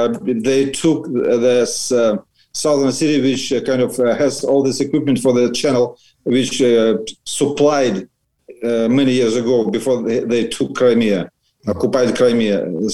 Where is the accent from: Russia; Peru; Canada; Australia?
Russia; first language Russian; English is a second language; moved away as an adult; also born or lived in Western Ukraine; now in Ukraine; So biggest part of my life, unfortunately, I live in Russia, and Russian is my mother tongue.